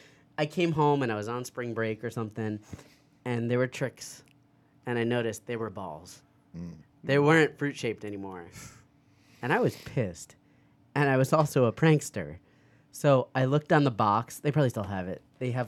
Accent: East Meadow, New York, United States; No, Long Island. Come on.

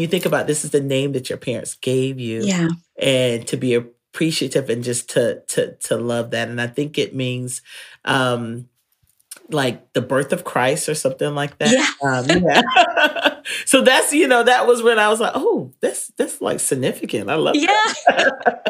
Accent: North Carolina, United States; I grew up in North Carolina

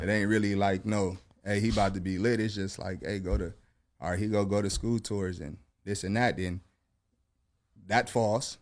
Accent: Long Beach, California, United States; I'm from Long Beach

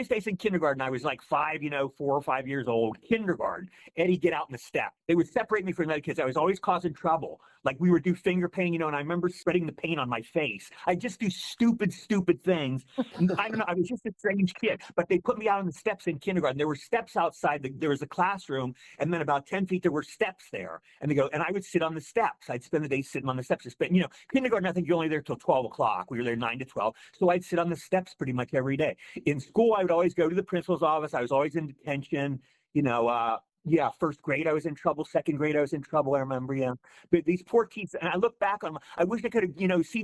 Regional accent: Cumberland, Maryland, United States; moved away as an adult; I grew up in Maryland. My first 18 years were in Maryland. All my school was in Maryland

